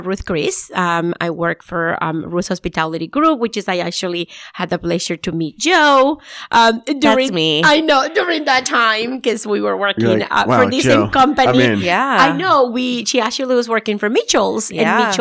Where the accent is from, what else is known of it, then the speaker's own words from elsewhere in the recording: Nicaragua; moved away; So I'm from originally from Nicaragua, and then I moved to North